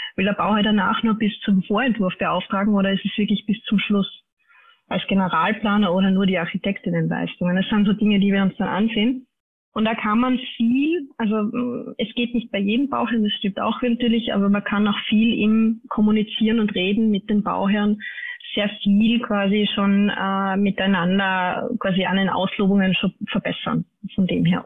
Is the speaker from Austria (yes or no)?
yes; Austria; bei uns in Österreich